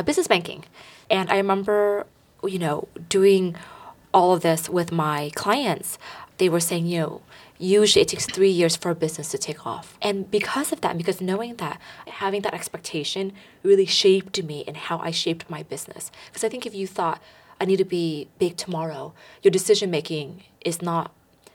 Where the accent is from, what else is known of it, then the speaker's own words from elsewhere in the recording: the Bay Area, California, United States; Growing up in the Bay Area